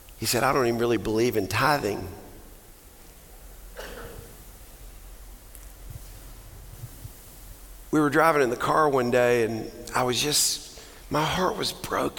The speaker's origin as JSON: {"language": "English", "region": "Texas", "country": "United States", "said": "I'm a Texan"}